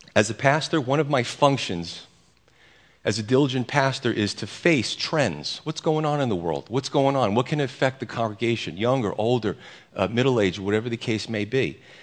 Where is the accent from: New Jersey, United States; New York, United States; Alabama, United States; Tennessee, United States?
New York, United States; I'm an Italian from New York